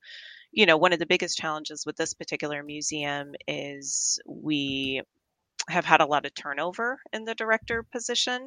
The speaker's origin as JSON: {"language": "English", "town": "Tucson", "region": "Arizona", "country": "United States", "tie": "born or raised there", "also_born_or_lived": "Fort Worth, Texas / Oregon", "said": "I'm pretty much from Tucson. You know, I moved here. I was born in Fort Worth, but I moved here when I was 10"}